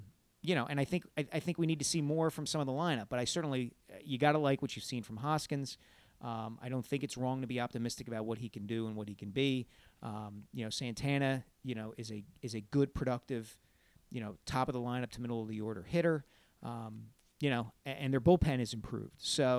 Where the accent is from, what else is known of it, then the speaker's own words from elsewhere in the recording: New Jersey, United States; born there; First of all, I was born in New Jersey, so technically I am a Jersey ….